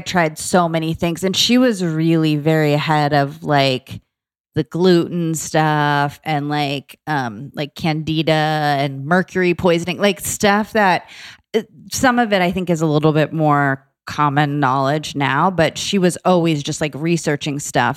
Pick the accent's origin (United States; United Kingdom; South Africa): United States; Boca Raton, Florida; moved away as an adult; also born or lived in New York / Atlanta / San Diego; now in Los Angeles, United States; I was born in New York, but I grew up in South Florida in Boca Raton, and I was there like, all through high